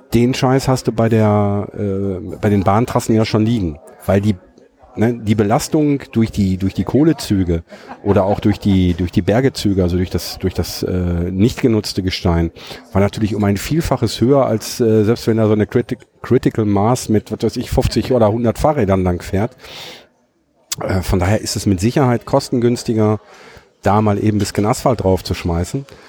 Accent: Herten, North Rhine-Westphalia, Germany; bei uns in Herten

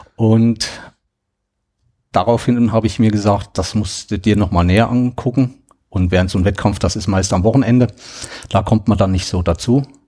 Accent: Thuringia, Germany; ich komme aus Thüringen

